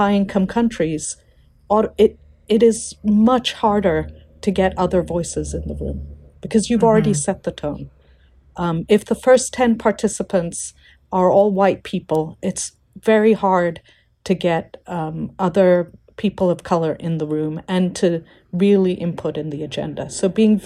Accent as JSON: {"language": "English", "country": "India", "also_born_or_lived": "Africa", "moved": "yes", "said": "I'm an Indian citizen working in Africa"}